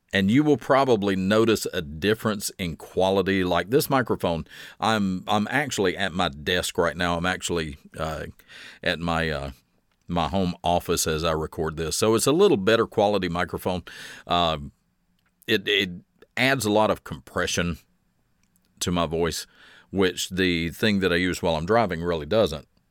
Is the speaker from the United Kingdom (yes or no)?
no; the South, United States; born and raised in the South, we have a very rich storytelling tradition in the South